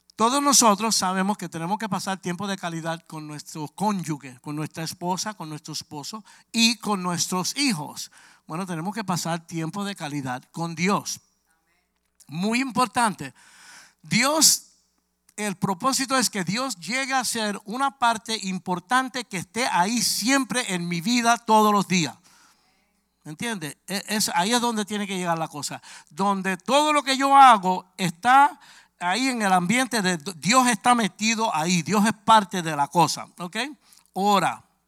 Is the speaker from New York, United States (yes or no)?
yes; New York City, New York, United States; Yo soy de Brooklyn, Nueva York